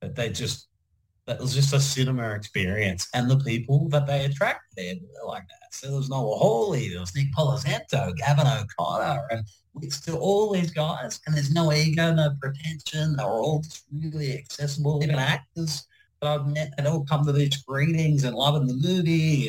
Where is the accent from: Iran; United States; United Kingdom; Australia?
Australia; Penrith, New South Wales; also born or lived in Mount Druitt; I grew up in Penrith and Mount Druitt.